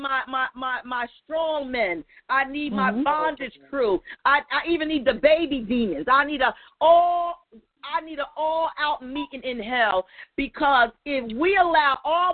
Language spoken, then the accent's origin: English; New Jersey, United States; I'm from New Jersey